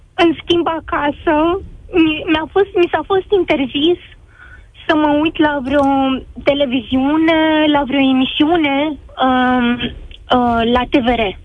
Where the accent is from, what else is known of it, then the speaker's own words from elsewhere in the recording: Moldova; now in Romania; eu sunt născut în Republica Moldova